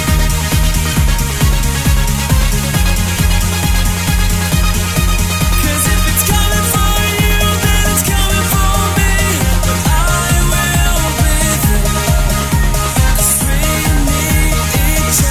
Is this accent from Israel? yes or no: no; Brazil; we're producers from Brazil.